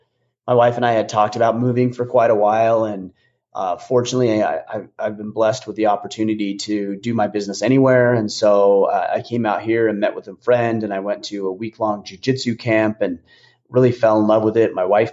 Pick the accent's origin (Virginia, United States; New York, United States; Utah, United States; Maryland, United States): Utah, United States; But yeah, when I grew up there in Utah, we had what they called, technically they called it fall break